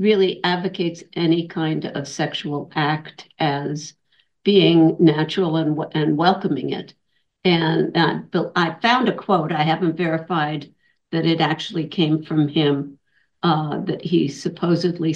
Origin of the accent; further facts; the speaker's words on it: Huntington, Indiana, United States; I grew up in Indiana, in Huntington in the 50s, well, we moved to Huntington in 1960 or so. And I grew up from the age of 9 years old